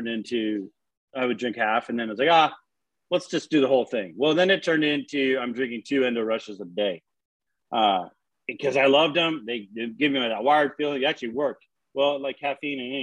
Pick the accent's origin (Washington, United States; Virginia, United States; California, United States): Washington, United States; moved away as an adult; now in Texas, United States; I'm from Washington.